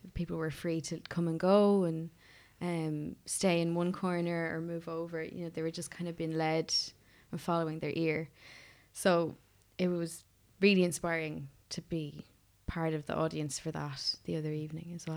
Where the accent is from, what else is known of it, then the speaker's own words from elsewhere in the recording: Offaly, Leinster, Ireland; also born or lived in United States; now in Dublin, Ireland; I'm originally from Offaly.